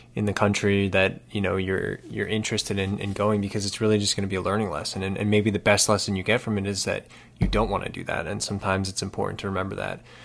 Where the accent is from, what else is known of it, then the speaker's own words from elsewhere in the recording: around New York City, United States; I grew up around New York City